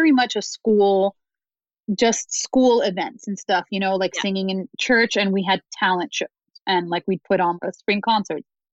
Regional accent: United States; also born or lived in Dominican Republic; I'm first generation to grow up. I was born in the Dominican Republic, first generation in my family to grow up here

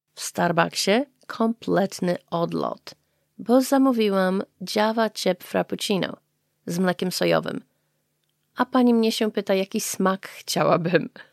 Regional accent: Poland; now in Japan; To moje korzenie są z Polski. Moja rodzina jest z Polski

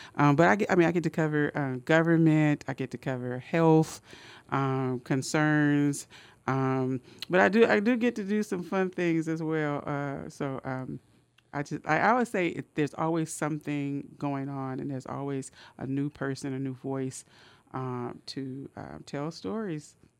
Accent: Oakland, California, United States; moved away as an adult; also born or lived in Richmond, California; now in Sacramento, United States; I grew up in West Oakland, and I just spent hours and hours at the West Oakland Public Library

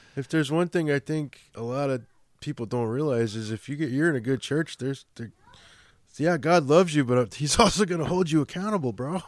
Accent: Chicago, Illinois, United States; accent: Chicago; moved away; my Chicago accent

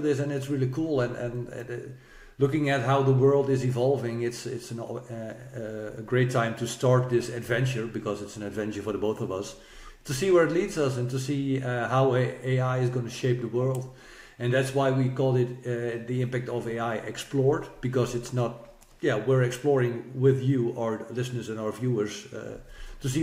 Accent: Netherlands; English is a second language; I come from the Netherlands, and I work at a company in the Netherlands

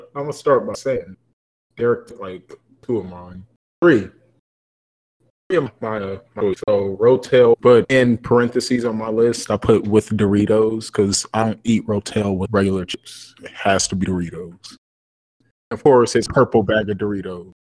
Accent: Kansas City, Missouri, United States; I forgot we're from Kansas City

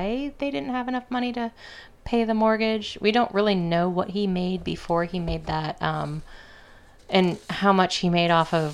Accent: Illinois, United States; I'm from Illinois

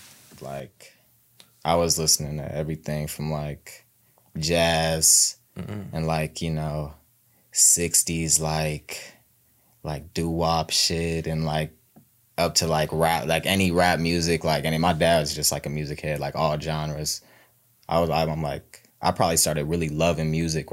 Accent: Cincinnati, Ohio, United States; I'm from Cincinnati, you know, born and raised.

